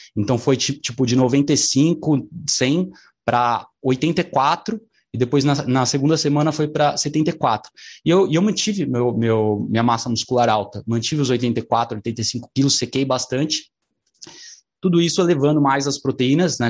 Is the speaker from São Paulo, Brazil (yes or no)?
yes; São Paulo, Brazil; Eu sou aqui de São Paulo